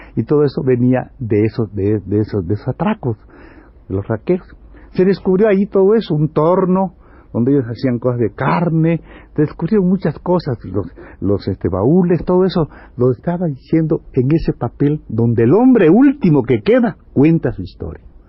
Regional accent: Campeche, Mexico

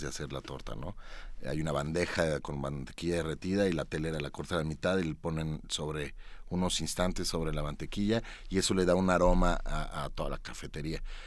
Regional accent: Mexico

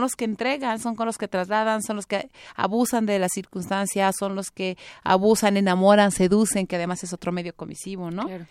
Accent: Tlaxcala, Mexico; yo amo mi tierra. Es, un lugar maravilloso, es un estado muy pequeño

